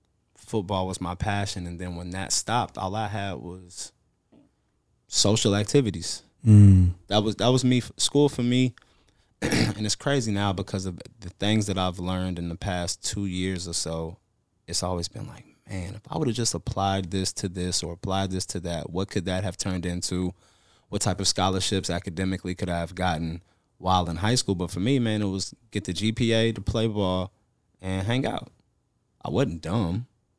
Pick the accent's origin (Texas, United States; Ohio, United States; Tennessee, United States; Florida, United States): Texas, United States; Houston; also born or lived in Virginia; So everywhere I went, I was from Houston. Mm. But I was born in Virginia.